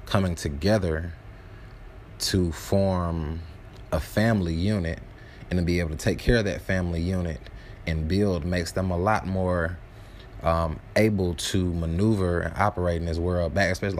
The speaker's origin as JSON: {"language": "English", "region": "the South", "country": "United States", "said": "I'm from the South."}